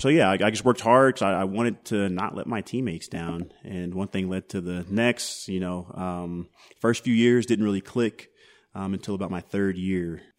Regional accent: Denver, Colorado, United States; also born or lived in Katy, Texas; so I grew up between Houston and Denver. We moved okay. to Denver.

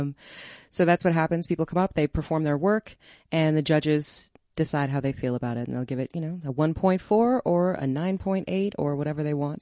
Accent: Denver, Colorado, United States; I grew up in Park Hill. I love this city

